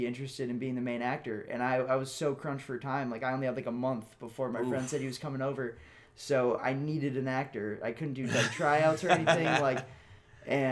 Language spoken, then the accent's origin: English; Massachusetts, United States; now in Los Angeles, United States; I'd never like grew up really too close to New York, like always really from Massachusetts